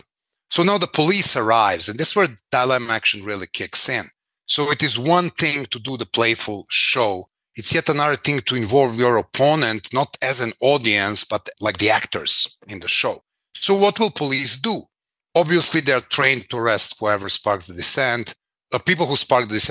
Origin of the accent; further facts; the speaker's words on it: Belgrade, Serbia; I was born in Belgrade, 1973